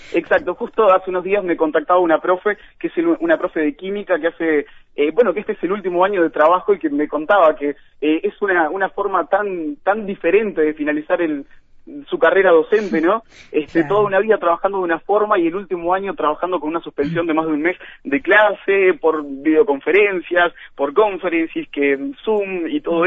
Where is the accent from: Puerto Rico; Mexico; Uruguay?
Uruguay; Florida; yo soy de Florida